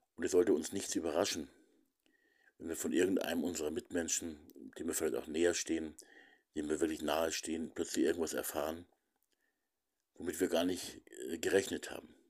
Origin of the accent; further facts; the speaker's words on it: Lower Bavaria, Germany; bei uns in Niederbayern, eben im Nachbarlandkreis, im Landkreis Regen